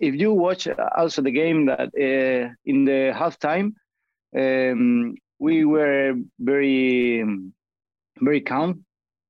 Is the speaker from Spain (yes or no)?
yes; Granada, Andalusia, Spain; English is a second language; I'm from Granada in the south of Spain